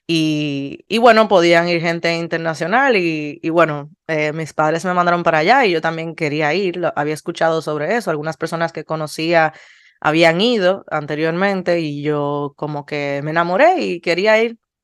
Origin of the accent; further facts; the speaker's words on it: Dominican Republic; terminamos siendo 14 dominicanos